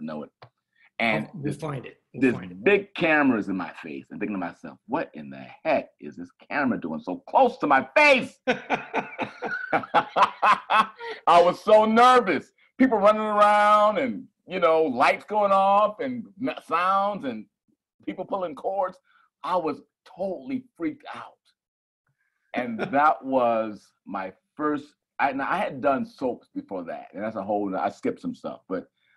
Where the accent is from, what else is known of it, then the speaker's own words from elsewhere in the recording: Detroit and Chicago, Midwest, United States; growing up in Detroit and Chicago